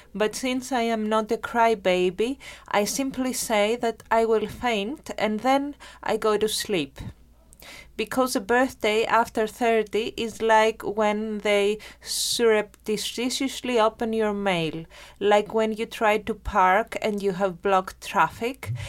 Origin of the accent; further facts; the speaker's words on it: Germany; first language Greek and German; English is a second language; moved away; also born or lived in Greece; I'm actually bilingual. I grew up in Germany, so I am because my family migrated, a part of my family there to work, and I'm bilingual in Greek and German.